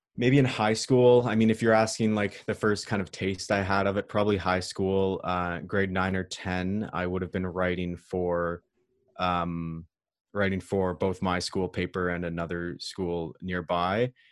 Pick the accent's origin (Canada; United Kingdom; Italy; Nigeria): Canada; about three hours north of Toronto, Ontario; I'm not from Toronto, I'm from about three hours north of Toronto